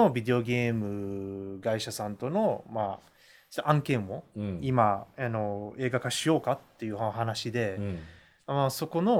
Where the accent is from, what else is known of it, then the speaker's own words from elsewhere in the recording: United States; アメリカに育っていた時